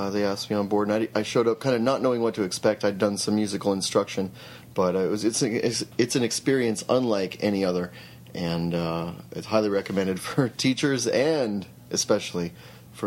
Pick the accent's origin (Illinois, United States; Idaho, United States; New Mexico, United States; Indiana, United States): Idaho, United States; Eastern; moved away as an adult; now in Boise, United States; I'm from Eastern Idaho, settled in Boise after high school, been there almost 20 years.